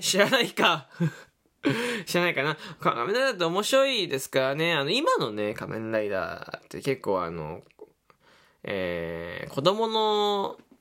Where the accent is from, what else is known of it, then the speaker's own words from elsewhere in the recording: Fukuoka, Japan; 福岡出身です